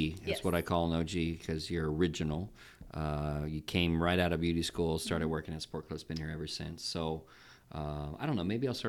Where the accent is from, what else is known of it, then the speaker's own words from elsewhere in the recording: North Carolina, United States; I love North Carolina, of course, in my home state